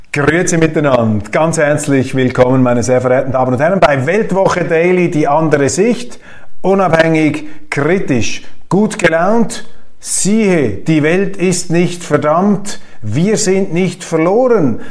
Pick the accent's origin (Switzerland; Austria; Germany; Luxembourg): Switzerland; bei uns in Europa oder in der Schweiz